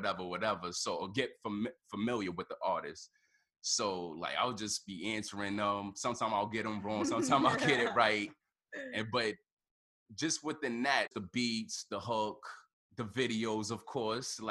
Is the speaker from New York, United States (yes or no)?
yes; New York City, New York, United States; I grew up in the Bronx, you know, 156